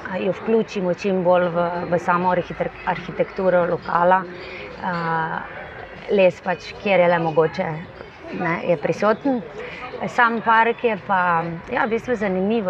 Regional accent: Slovenia; smo Slovenci

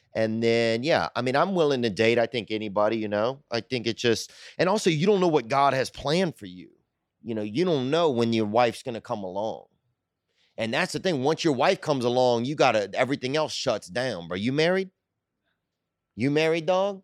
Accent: Louisiana, United States; I'm from Louisiana

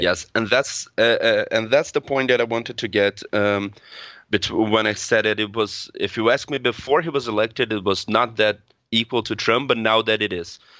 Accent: Brazil; accent: Brazilian Portuguese; I'm twenty-six years old, I'm from Brazil.

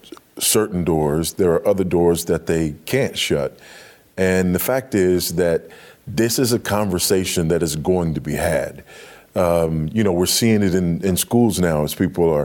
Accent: Los Angeles, California, United States; moved away as an adult; also born or lived in Africa; I grew up in Los Angeles

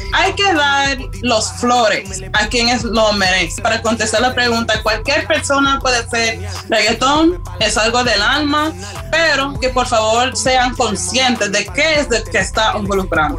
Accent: United States; soy americana de ascendencia panameña y jamaiquina

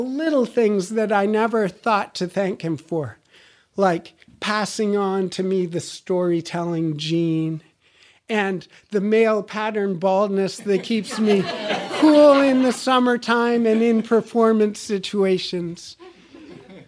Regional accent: United States; oui, je suis américain. Yes, I'm an American.

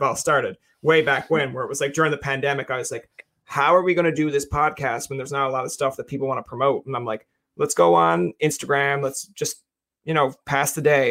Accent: Newfoundland and Labrador, Canada; now in Ottawa, Canada; I'm a Newfoundlander.

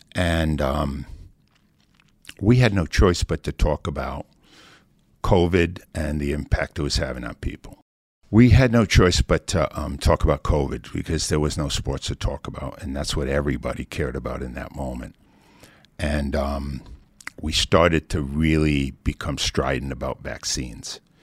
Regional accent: New England, United States; now in Philadelphia, United States; I grew up in New England

